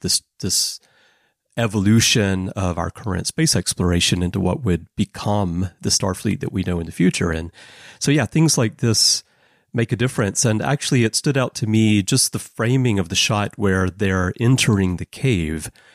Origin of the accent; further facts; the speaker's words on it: United States; being American, having grown up in the seventies and eighties